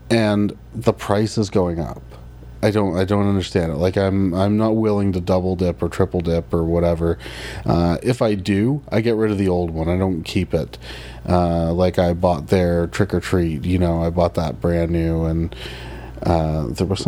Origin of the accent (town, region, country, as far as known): Canada